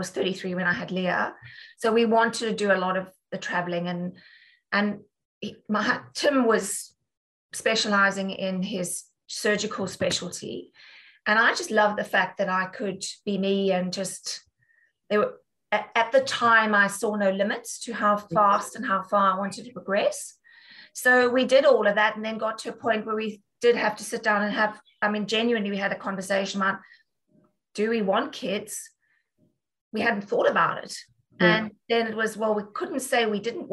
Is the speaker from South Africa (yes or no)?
yes; South Africa; moved away as an adult; also born or lived in Dudley, United Kingdom / London, United Kingdom; now in United Kingdom; as a South African